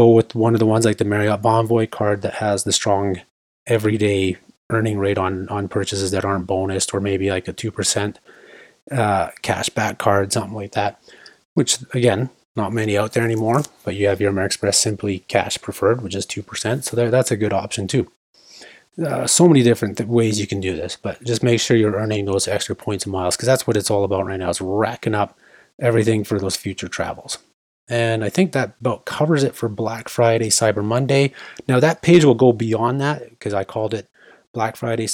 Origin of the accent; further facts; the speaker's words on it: Canada; we're Canadian. This is a Canadian podcast